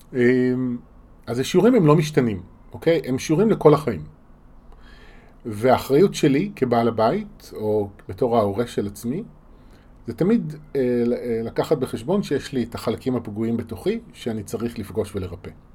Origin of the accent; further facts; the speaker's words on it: Israel; בשבילנו כישראלים